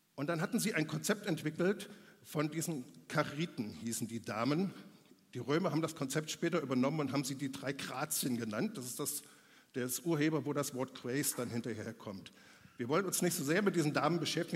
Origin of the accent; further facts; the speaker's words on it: Germany; bei uns in Deutschland